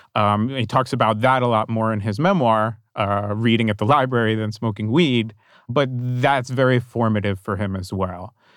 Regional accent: New Jersey, United States; I grew up in New Jersey in the nineteen eighties

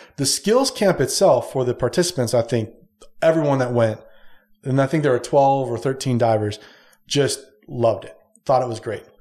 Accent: San Diego, California, United States; moved away; I'm originally from San Diego

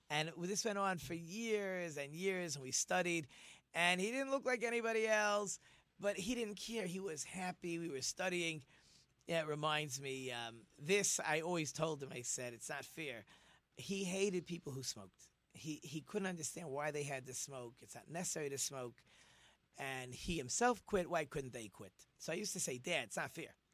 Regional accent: Monsey, New York, United States; I decided I was going to go to a school in my hometown in Monsey so that I could study with my father.

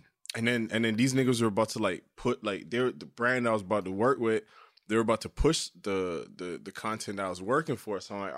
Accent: Canada; I'm Canadian

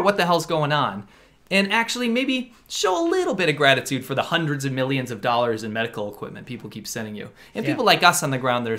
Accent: United States; the pride of being an American.

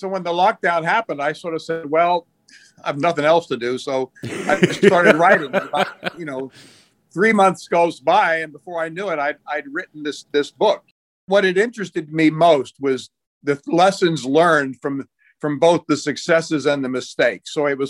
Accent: Lebanon; I've got to mention my father in the CIA and growing up in Lebanon and people will expect that.

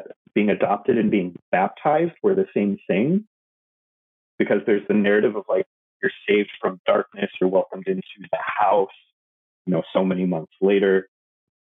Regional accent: Oak Park, Illinois, United States; also born or lived in Busan, South Korea / Seoul, South Korea; I was adopted by white Catholic folks in the Chicago suburbs, Oak Park, Illinois

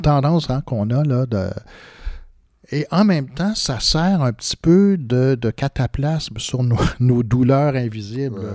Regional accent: Quebec, Canada; nous, là, les Québécois

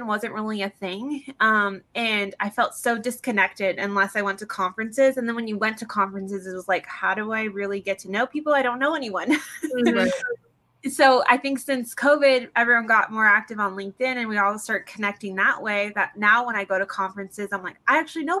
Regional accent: San Diego, California, United States; I grew up in San Diego

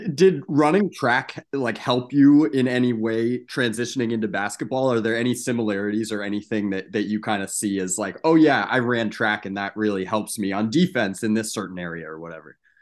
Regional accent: New York, United States; as a New Yorker myself

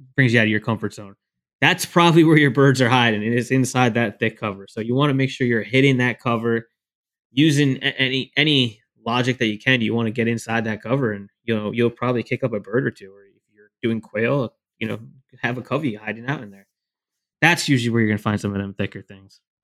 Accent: New Jersey, United States; I'm from New Jersey

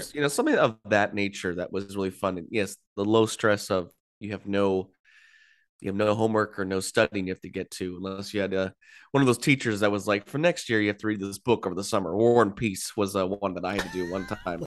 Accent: California, United States; growing up in California, I lived most of my life and still do, thirty minutes to an hour drive to Disneyland

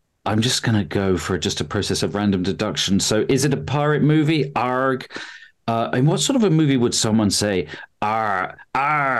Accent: United Kingdom; I'm British.

